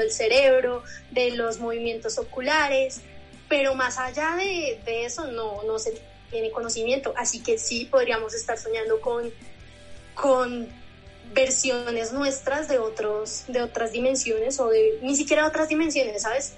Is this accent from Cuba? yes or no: no; Bogotá, Colombia; yo nací aquí en Bogotá